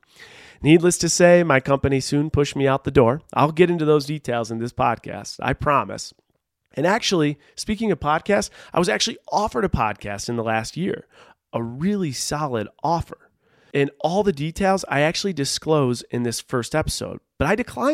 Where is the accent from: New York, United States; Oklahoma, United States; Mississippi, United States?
New York, United States; Buffalo; moved away as an adult; also born or lived in Rochester, New York / Seattle, Washington; I grew up in Buffalo, New York